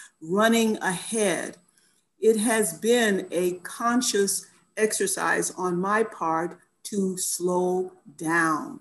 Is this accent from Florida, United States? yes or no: yes; Florida, United States; moved away as an adult; also born or lived in New York / New Jersey; now in Halifax, Canada; I'm originally from Florida, but I've been out of Florida longer than I lived there, right? Because when I left to finish college, I never went back to live there.